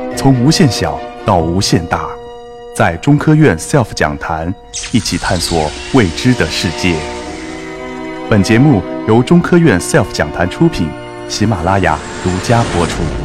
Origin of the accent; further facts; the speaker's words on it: China; 对我们中国人来讲，最熟悉的就是哥德巴赫猜测